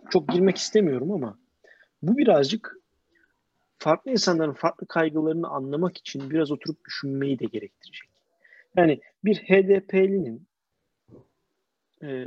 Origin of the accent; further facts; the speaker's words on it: Istanbul, Turkey; Ben İstanbullu bir Türk olarak e, Güneydoğu'daki durumu anlamaya çalışacağım, anlayacağım.